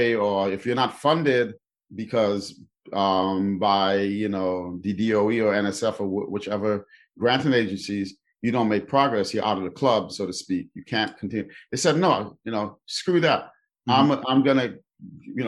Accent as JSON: {"language": "English", "town": "New York City", "region": "New York", "country": "United States", "tie": "born or raised there", "said": "I grew up in New York City in the Bronx"}